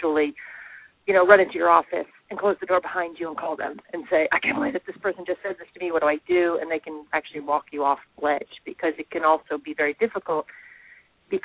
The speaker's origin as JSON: {"language": "English", "country": "United States", "also_born_or_lived": "Hong Kong", "said": "as an American"}